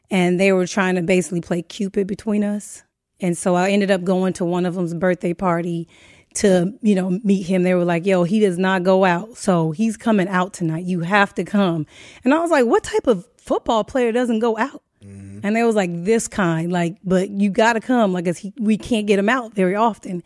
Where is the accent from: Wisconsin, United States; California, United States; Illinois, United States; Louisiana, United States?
California, United States; Inglewood; also born or lived in Saint Louis, Missouri / Pomona / West Covina; I was raised in Inglewood for the most part